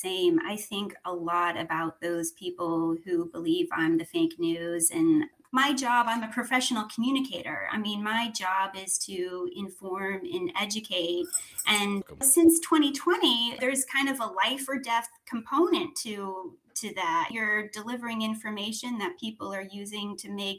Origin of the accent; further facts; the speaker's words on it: Clearwater, Florida, United States; moved away as an adult; also born or lived in Sarasota, Florida / Nashville, Tennessee; I grew up in Clearwater in Sarasota